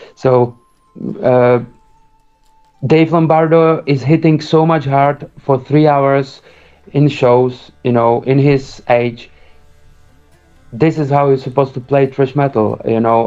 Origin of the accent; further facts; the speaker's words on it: Prague, Czechia; We we are now situated in Prague, where I live uh, almost since I'm six years old, so for 26 years